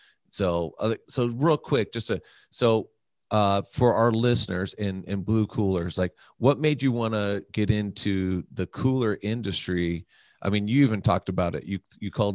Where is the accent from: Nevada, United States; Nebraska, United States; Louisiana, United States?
Nevada, United States; North Las Vegas; I grew up in the hood. I grew up in North Las Vegas